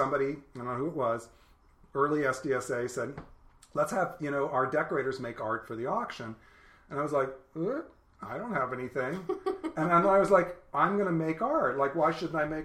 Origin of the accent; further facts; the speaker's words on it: California, United States; I'm a native Californian